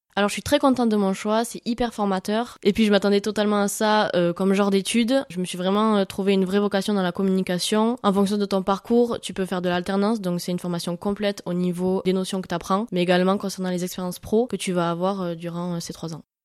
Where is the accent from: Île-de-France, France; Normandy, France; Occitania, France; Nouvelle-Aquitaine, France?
Occitania, France; Hautes-Pyrénées, a small village near Tarbes; je suis originaire des Hautes-Pyrénées, plus précisément d'un petit village à côté de Tarbes